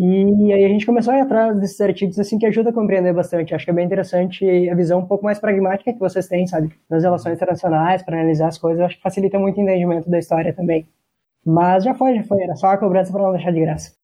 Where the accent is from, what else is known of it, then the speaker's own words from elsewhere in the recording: Santa Catarina, Brazil; now in Caxias do Sul, Brazil; Eu sou de Santa Catarina